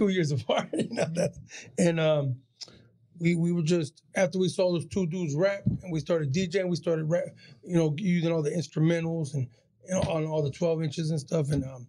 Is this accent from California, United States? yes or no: yes; San Diego, California, United States; we're from Dago.